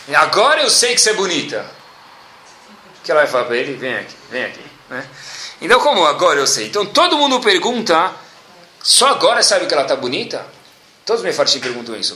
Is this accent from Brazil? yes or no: yes; Brazil; a gente mora no país do arroz e feijão